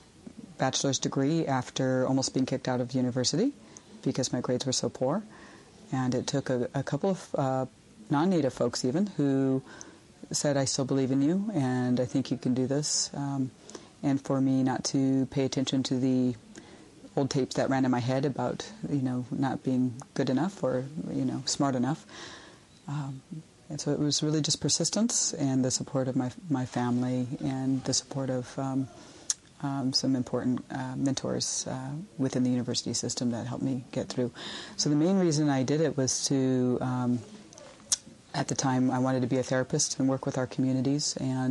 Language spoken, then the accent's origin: English; Oklahoma, United States; I'm from the Choctaw Nation of Oklahoma.